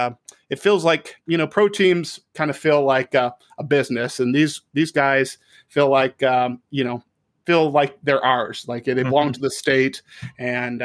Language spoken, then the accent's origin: English; Lincoln, Nebraska, United States; if you're born and raised in Lincoln, like we are